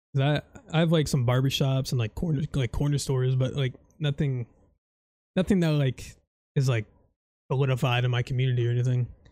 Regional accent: Florida, United States; I'm from Florida

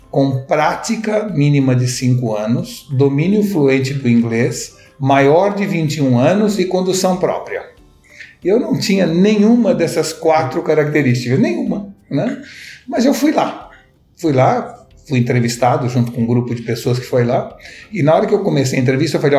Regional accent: São Paulo, Brazil; also born or lived in Recife; meu pai, que é paulista, eu sou paulista também, mudou-se para Recife quando eu era jovem e aos 18 anos eu resolvi voltar para São Paulo para fazer faculdade aqui em São Paulo.

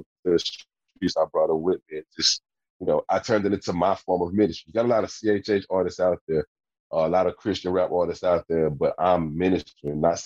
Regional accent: Tyler, Texas, United States; So I'm from Tyler, Texas, a little small town outside of Dallas, about a good hour and a half away from Dallas.

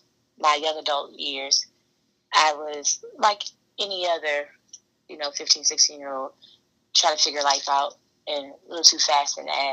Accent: South Carolina, United States; also born or lived in Maryland; We're from South Carolina. We're from Maryland. You know, strong military background, strong Southern background.

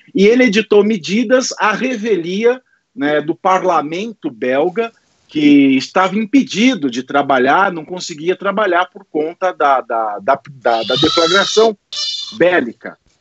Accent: Itapira, São Paulo, Brazil; a minha cidade natal é uma cidade que tem um hotel só no centro da cidade

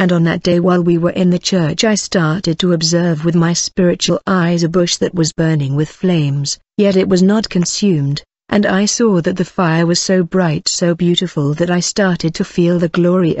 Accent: Mexico; I'm from Mexico

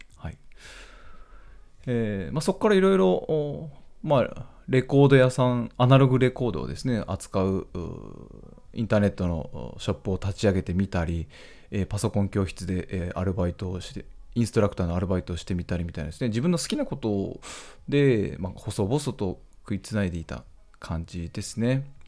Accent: Nagasaki, Japan; also born or lived in Tokyo; now in Hokkaido, Japan; 地元長崎の小さな頃の話

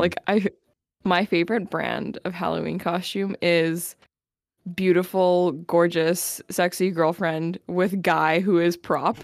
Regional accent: Winnipeg, Manitoba, Canada; we all know that if we're from Winnipeg

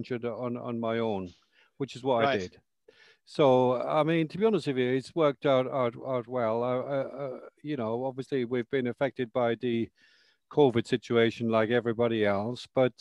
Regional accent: Ireland; moved away as an adult; also born or lived in London, United Kingdom; now in High Wycombe, United Kingdom; I'm originally from Ireland, but I was born in London. And I went to live in Ireland when I was 2 years of age.

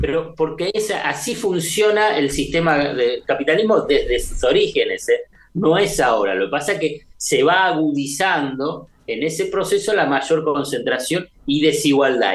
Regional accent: Buenos Aires, Argentina; como porteño de la Ciudad de Buenos Aires

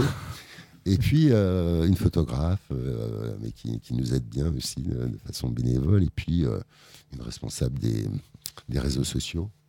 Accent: Conflans-Sainte-Honorine, Île-de-France, France; Je suis né à Conflans, donc forcément, je suis un Euh, j'adore cette ville

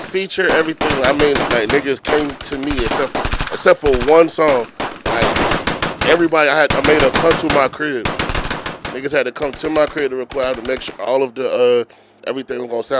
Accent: Philadelphia, Pennsylvania, United States; I'm from Philly.

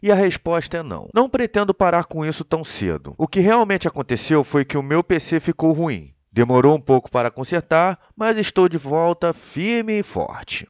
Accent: Rio de Janeiro, Brazil; Eu sou do Rio de Janeiro

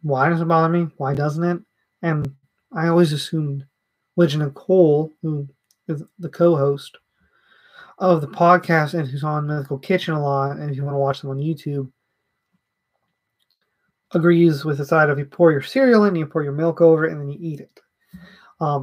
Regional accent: the South, United States; I'm from the South

